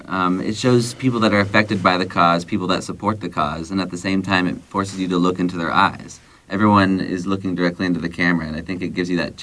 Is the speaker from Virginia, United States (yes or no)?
no; central Illinois, United States; also born or lived in Chicago; now in Los Angeles, United States; I'm from a small town in central Illinois. It was like a little farm.